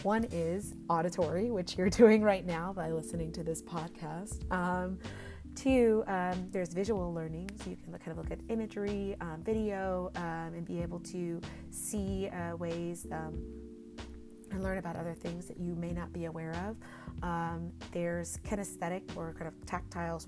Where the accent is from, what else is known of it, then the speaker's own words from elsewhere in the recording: Texas, United States; now in Bay Area, United States; We're both from Texas